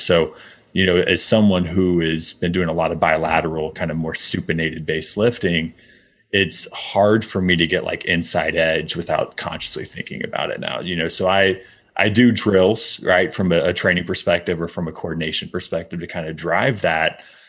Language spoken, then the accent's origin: English; Midwest, United States; I grew up in the Midwest